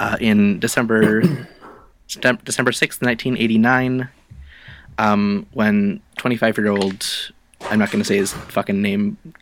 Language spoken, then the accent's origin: English; Canada; as the Canadian on the podcast